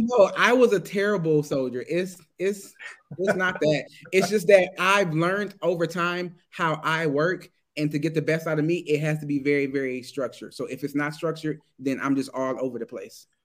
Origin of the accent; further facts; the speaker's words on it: Detroit, Michigan, United States; moved away as an adult; now in Germany; I'm American. I was born in Michigan, Detroit, Michigan